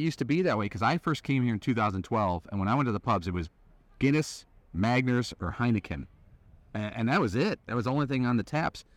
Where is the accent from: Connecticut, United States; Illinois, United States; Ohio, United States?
Illinois, United States; Chicago; I grew up on the south side of Chicago.